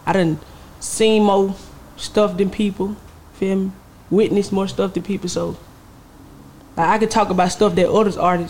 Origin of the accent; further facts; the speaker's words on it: Atlanta, Georgia, United States; Nah, I was born in Moen Homes. Like, born in Moen Homes.